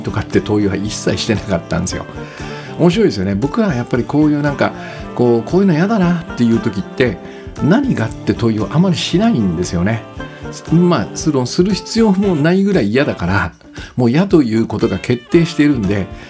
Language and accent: Japanese; Kitakyushu, Fukuoka, Japan; also born or lived in Minami-Osawa, Hachioji, Tokyo; now in Hachioji, Japan; 北九州の生まれなんで